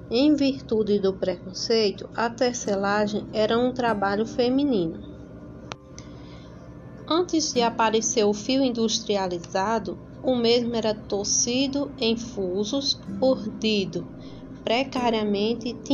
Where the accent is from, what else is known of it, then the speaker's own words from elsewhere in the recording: São Bento, Paraíba, Brazil; sou da São Bento, da Paraíba